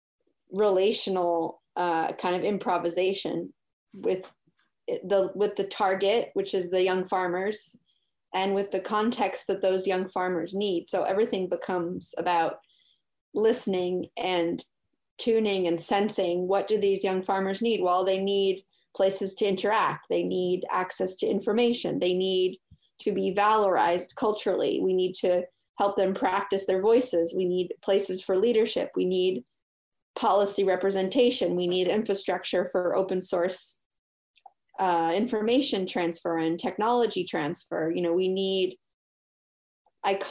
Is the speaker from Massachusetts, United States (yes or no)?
yes; Cambridge, Massachusetts, United States; also born or lived in Switzerland; I was born in Cambridge, Massachusetts, and went to school in the city